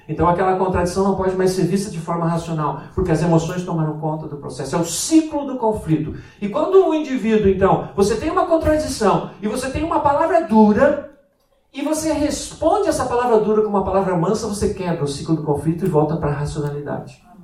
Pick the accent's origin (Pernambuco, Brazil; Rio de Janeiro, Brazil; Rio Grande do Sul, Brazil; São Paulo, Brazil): Rio Grande do Sul, Brazil; moved away; also born or lived in Braga; O gaúcho é aquele que nasce no Rio Grande do Sul, no sul do Brasil, né? E é a minha terra